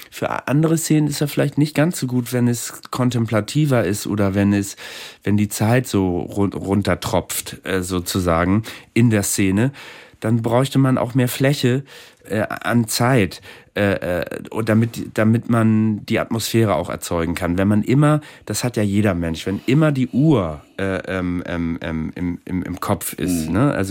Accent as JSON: {"language": "German", "country": "Germany", "said": "ich bin Deutscher, ich bin auch gerne Deutsch und zum Deutschland gehört ja auch das Hadern mit dem Deutschsein."}